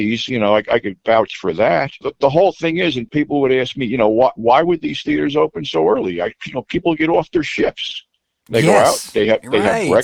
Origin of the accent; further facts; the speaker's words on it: New Jersey, United States; I was born in New Jersey. I was close to the city in my formative years